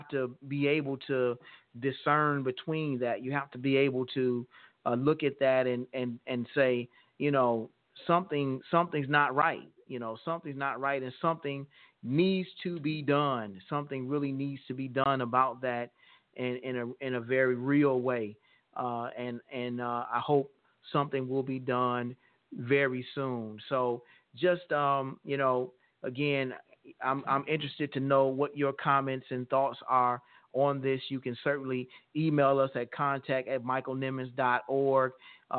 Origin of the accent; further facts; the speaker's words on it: United States; as an American people